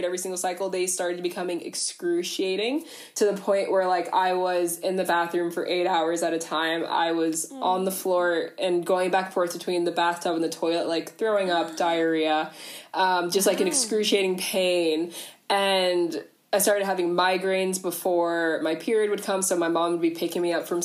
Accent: Ohio, United States; moved away as an adult; now in Canberra, Australia; I'm originally from the US, from over in Ohio, but I'm actually in Australia

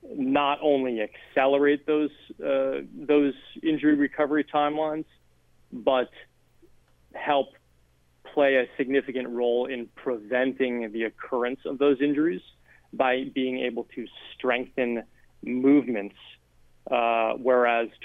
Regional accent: outside of Boston, Massachusetts, United States; I grew up outside of Boston.

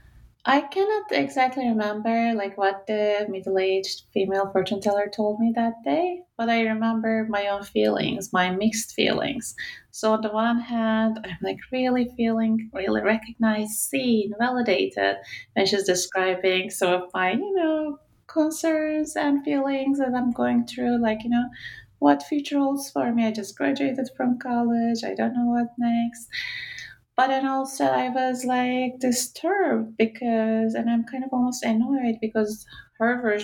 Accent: Istanbul, Turkey; moved away as an adult; my hometown Istanbul

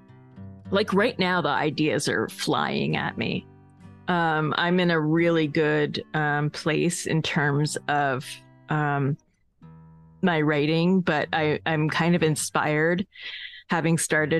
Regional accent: Northeast, United States; I am from the Northeast

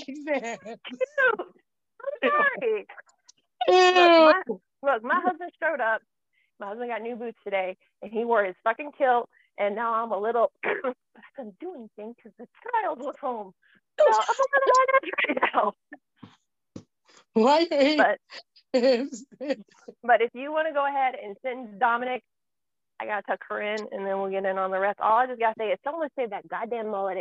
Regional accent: Florida, United States; accent: Southern; I'm from the South, and sometimes you can hear my accent coming out. I grew up in Florida

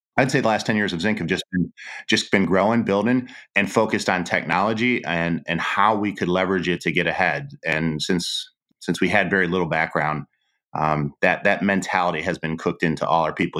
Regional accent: Cleveland, Ohio, United States; I'm Polish from Cleveland

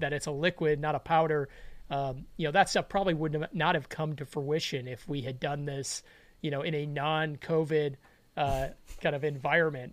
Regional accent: Chicago, Illinois, United States; I grew up in Chicago

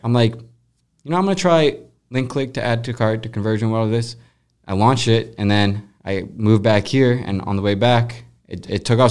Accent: Colorado, United States; now in St. Louis, United States; She was grew up 10 minutes away from me, random place in Colorado

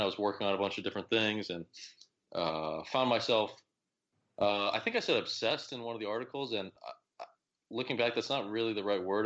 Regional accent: Oak Park, Illinois, United States; I grew up near Chicago

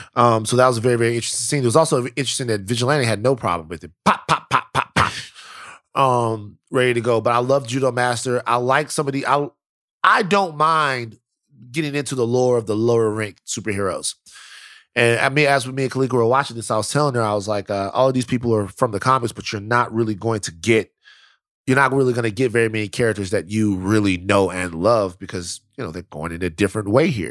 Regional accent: Louisiana, United States; I'm from Louisiana.

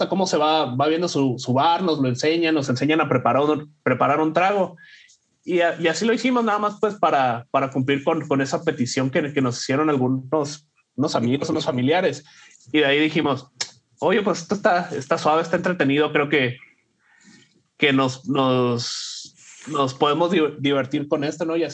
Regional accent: Sonora, Mexico; now in Ohio, United States; eh, soy, soy mexicano, soy de, de, Sonora, ahora vivo en, en, en Ohio, en, en, Estados Unidos, de, ahí que saco la, la cura, como le decimos, de que soy un, un sonorense en Ohio.

